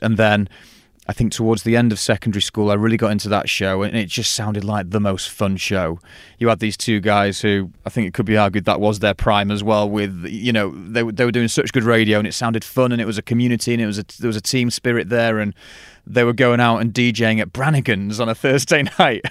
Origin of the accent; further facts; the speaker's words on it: Stockport, North West England, United Kingdom; also born or lived in Sheffield; i am from Stockport